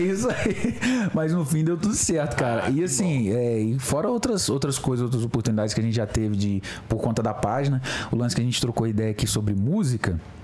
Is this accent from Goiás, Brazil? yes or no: no; Mimoso do Sul, Espírito Santo, Brazil; lá na minha cidade, Mimoso do Sul, Espírito Santo